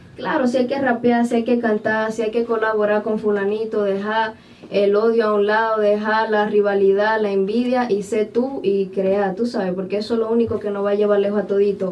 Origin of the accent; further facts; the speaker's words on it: Barahona, Dominican Republic; yo soy oriunda de Barahona